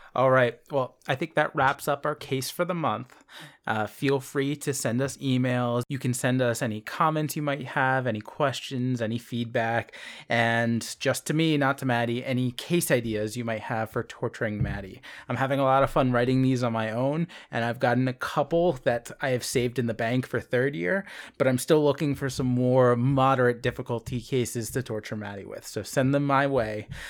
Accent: Philadelphia, Pennsylvania, United States; I am from Philadelphia

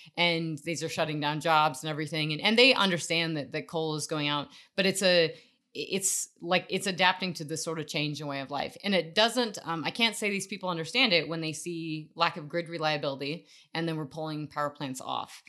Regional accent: Wyoming, United States; also born or lived in Colorado; I grew up around in Wyoming and, uh, in Colorado

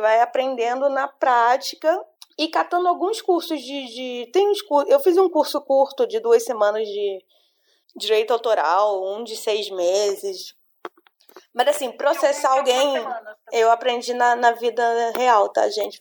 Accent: Brazil; eu sou brasileira

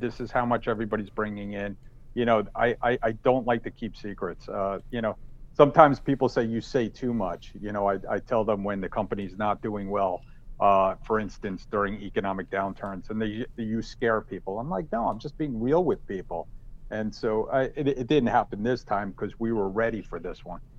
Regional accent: New Jersey, United States; I'm from New Jersey. I'm Italian.

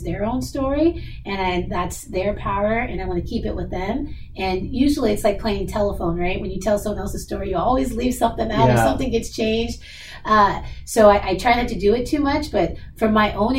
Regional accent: Seattle, Washington, United States; I was born and raised in Seattle. I kind of never left. So I'm definitely a hometown girl

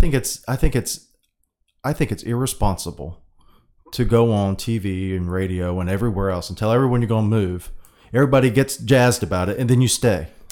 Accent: United States; I'm a Pacific Islander, American

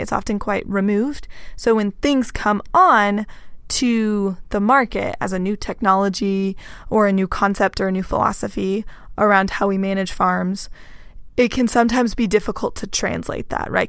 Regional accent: Texas, United States; I am from Texas, so we definitely had Latinx people involved throughout four H

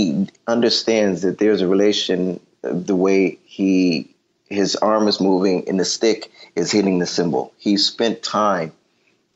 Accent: Detroit, Michigan, United States; I'm from Detroit

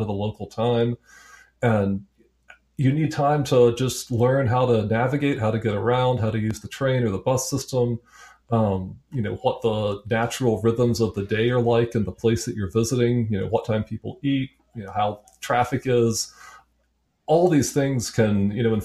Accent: United States; as American

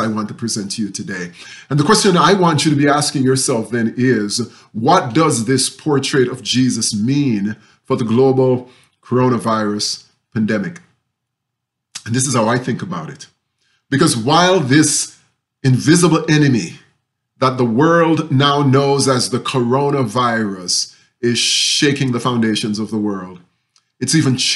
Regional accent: Jamaica; moved away; when I was growing up in Jamaica.

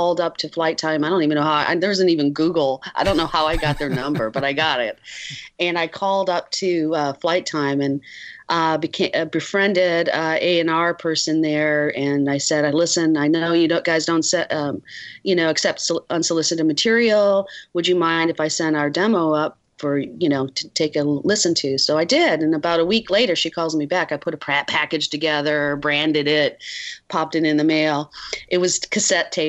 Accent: near Ann Arbor, Michigan, United States; moved away; also born or lived in Minneapolis; I grew up in Michigan, near Ann Arbor

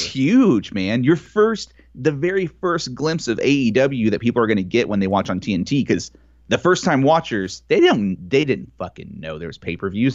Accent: Texas, United States; as a Texan

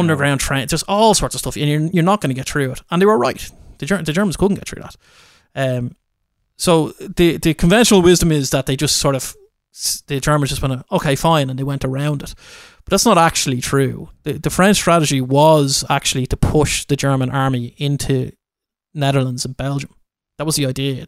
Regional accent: Ireland; I am an Irish guy

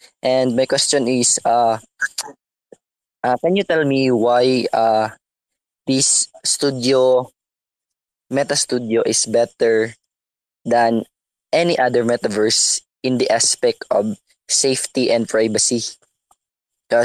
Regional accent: Philippines; from Philippines.

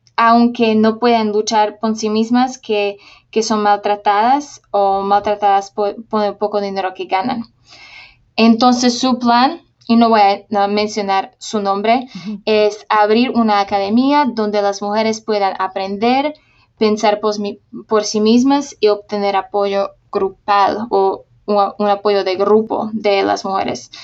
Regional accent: Slovakia; Spanish is a second language; moved away as an adult; also born or lived in Honduras / Uruguay; yo me nací en Eslovaquia

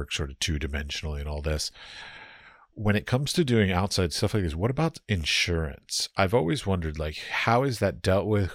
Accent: Washington, District of Columbia, United States; I grew up in Washington, D.C.

